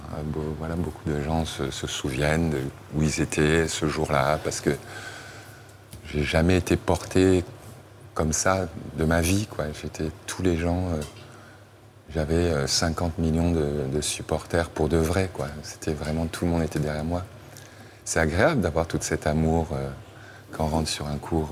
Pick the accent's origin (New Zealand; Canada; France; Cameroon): Cameroon; Yaoundé, Centre; moved away; là où j'ai grandi